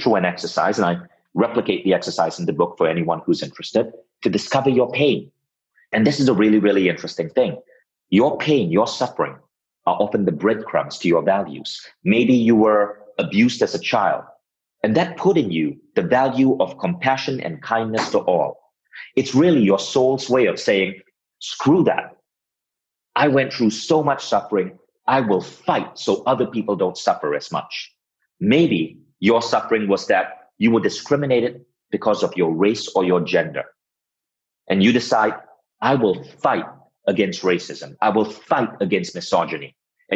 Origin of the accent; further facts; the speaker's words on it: Malaysia; moved away as an adult; also born or lived in United States; now in Estonia; I had to move back to my home country, Malaysia, build my company, Mind Valley, in Malaysia.